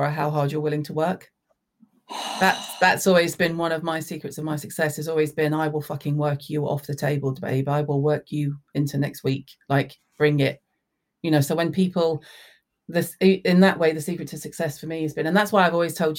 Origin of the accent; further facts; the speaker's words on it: the South, United States; moved away; I was raised in the South.